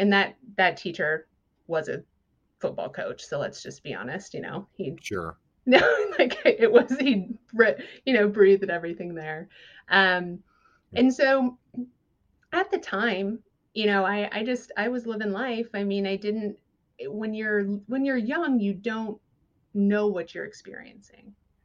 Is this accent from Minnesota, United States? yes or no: yes; southern Minnesota, United States; moved away as an adult; also born or lived in Los Angeles area, California; now in California, United States; I grew up in southern Minnesota